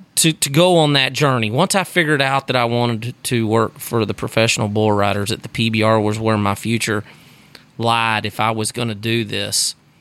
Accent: Sugar Land, Texas, United States; I grew up in Sugarland, Texas, outside of Houston

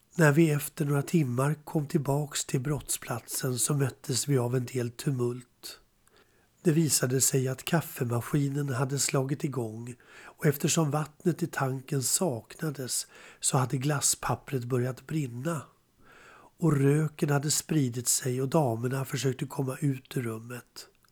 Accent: Spånga, Stockholm County, Sweden; Jag växte upp i Spånga

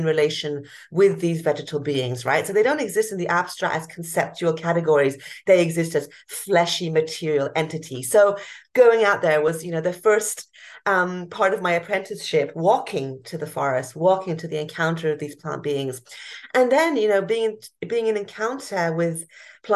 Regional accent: Hong Kong; moved away; I grew up in Hong Kong, a big cosmopolitan city. Until the age of 12

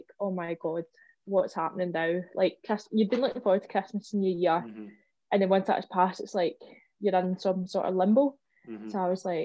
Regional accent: Coylton, Scotland, United Kingdom; I come from Coyleton

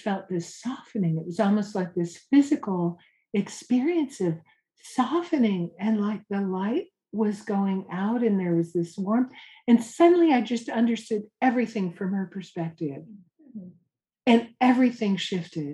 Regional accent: Santa Cruz, California, United States; I'm from Santa Cruz, California, hippie surfer college town.

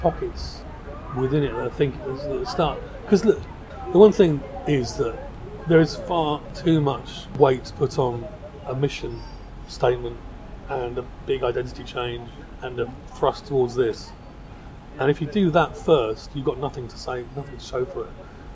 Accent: London, United Kingdom; I grew up in South London

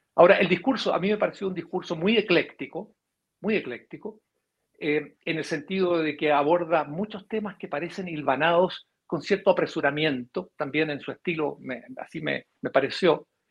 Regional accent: Chile; nosotros como chilenos

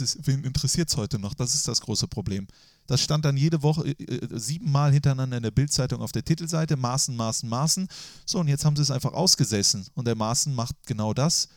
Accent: Mönchengladbach, North Rhine-Westphalia, Germany; nicht mehr das Reit, was ich damals geliebt habe, als Jugendlicher am Marienplatz stehend

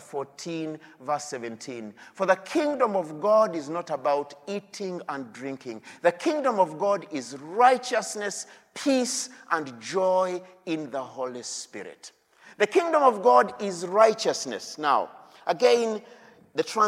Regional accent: Uganda; I come from Uganda

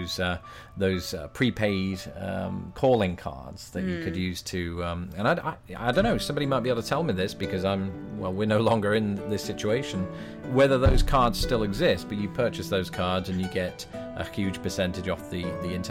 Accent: United Kingdom; I'm British

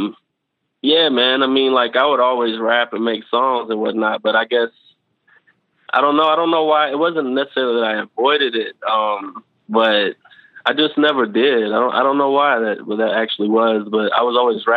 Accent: Frankfort, Kentucky, United States; also born or lived in Indiana; I grew up in Frankfort, Kentucky

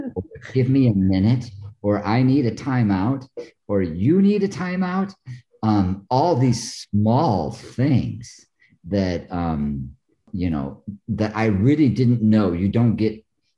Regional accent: Iowa, United States; first language English; moved away; also born or lived in North Carolina; I grew up in Iowa

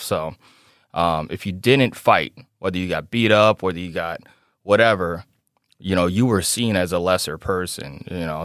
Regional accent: Chicago, Illinois, United States; now in Davenport, United States; growing up in South Chicago

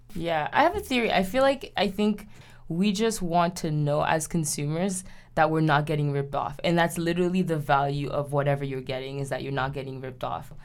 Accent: Haiti; moved away; When I was growing up in Haiti, um, in the nineties

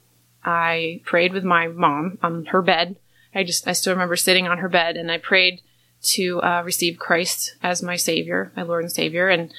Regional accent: Rochester, New York, United States; I was born in New York, Rochester, New York

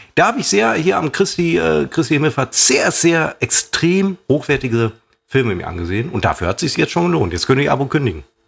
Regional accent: the West, West Germany, Germany; bei uns im Westen

